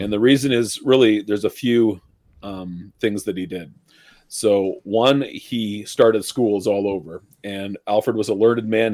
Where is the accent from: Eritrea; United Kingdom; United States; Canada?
Canada; Ontario; I grew up in Ontario, up here in Canada